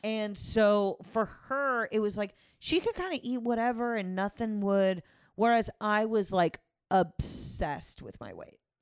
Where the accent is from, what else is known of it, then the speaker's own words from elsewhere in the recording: Connecticut, United States; I grew up in Connecticut